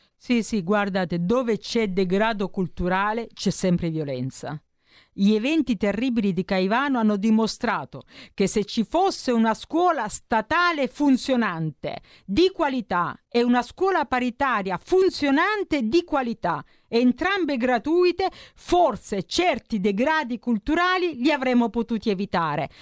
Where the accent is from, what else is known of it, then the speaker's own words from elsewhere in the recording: Nardò, Apulia, Italy; moved away as an adult; also born or lived in Milan; sono pugliese, ho frequentato le mie scuole a Nardò